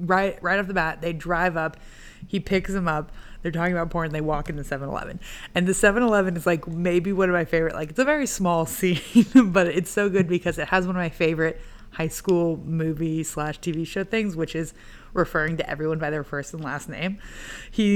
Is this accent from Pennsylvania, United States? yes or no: no; Savannah, Georgia, United States; moved away; I'm from Savannah